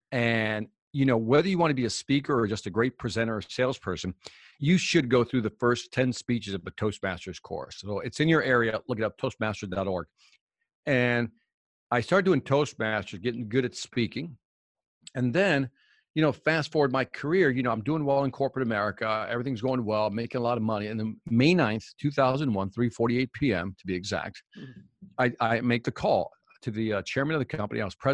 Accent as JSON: {"language": "English", "town": "Chicago", "region": "Illinois", "country": "United States", "said": "Oh, but I'm from Chicago, so that was just music in the background to me."}